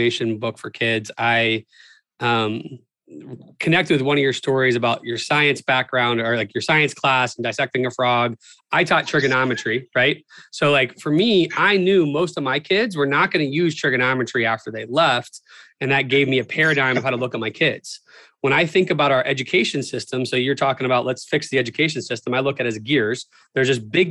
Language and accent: English; Florida, United States; moved away; I'm from Florida originally.